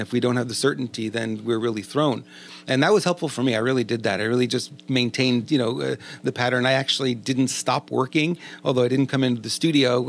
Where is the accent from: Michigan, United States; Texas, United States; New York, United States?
New York, United States; accent: New York; now in California, United States; We're both from New York